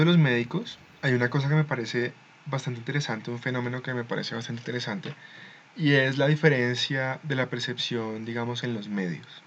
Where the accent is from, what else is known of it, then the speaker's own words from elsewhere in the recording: Colombia; Somos colombianos